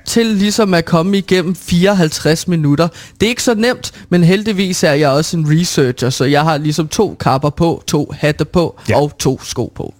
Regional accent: Herlev, Capital Region of Denmark, Denmark; derhjemme i Herlev, hvor jeg altså kommer fra

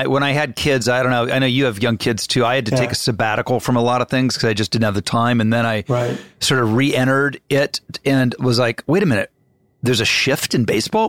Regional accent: Dayton, Ohio, United States; I'm from Dayton, Ohio.

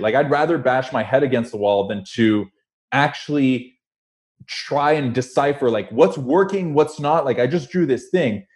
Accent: Toronto, Ontario, Canada; also born or lived in Montreal; born in Montreal, grew up in Toronto.

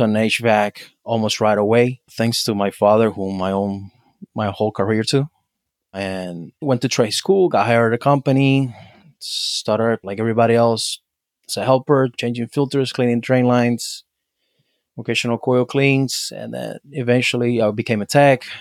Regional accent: Havana, Cuba; now in United States; I was born and raised in Cuba, in Havana

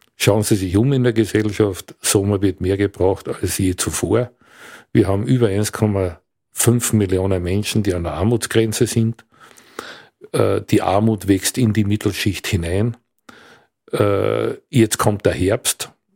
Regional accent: Villach, Carinthia, Austria; also born or lived in Klagenfurt / Graz; Ich komme aus Kärnten, aus Villach konkret

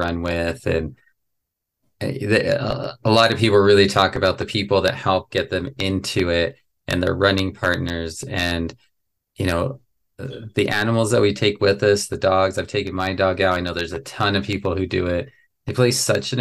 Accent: Las Vegas, New Mexico, United States; I grew up in Las Vegas, New Mexico

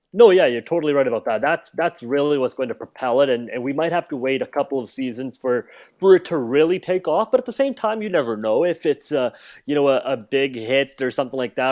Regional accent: Canada; as Canadians

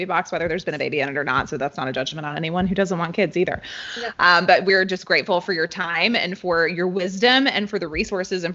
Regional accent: North Carolina, United States; I was born and raised in North Carolina

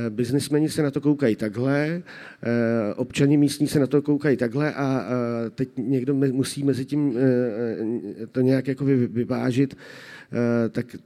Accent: Prague, Czechia; Ale já jako Pražák zaplatím 24 za půl hodiny.

